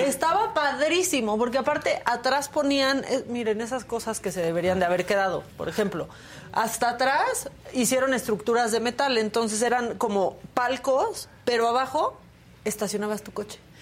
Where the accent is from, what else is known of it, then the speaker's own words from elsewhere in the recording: Tijuana, Baja California, Mexico; now in Mexico City, Mexico; soy de Tijuana, esas son mis raíces, esa es la sangre que corre por mis venas